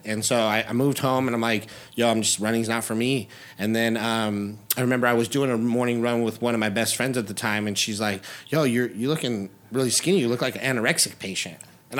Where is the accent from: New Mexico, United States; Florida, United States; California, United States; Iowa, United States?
California, United States; Chino Hills; moved away as an adult; also born or lived in Covina, California / Orange County, California; now in Las Vegas, United States; I was born in Covina. I lived there for about 7 years, and then I moved to Chino Hills, so IE, and went to school there, graduated out there, and then moved out to OC when I, like I said, when I was 21 years old